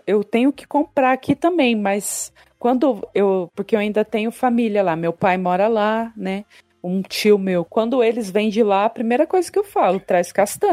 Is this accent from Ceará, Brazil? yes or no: no; Ariquemes, Rondônia, Brazil; accent: caipira; moved away as an adult; now in São Paulo, Brazil; Eu nasci na cidade de Ariquemes, é, no ano de 1984